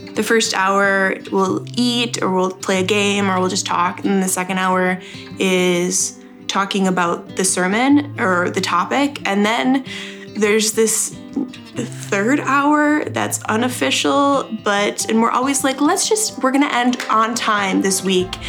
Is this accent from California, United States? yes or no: no; Minnesota, United States; moved away as an adult; also born or lived in Idaho; now in Moscow, Idaho, United States; I am originally from Minnesota, but I'm doing grad school here at the University of Idaho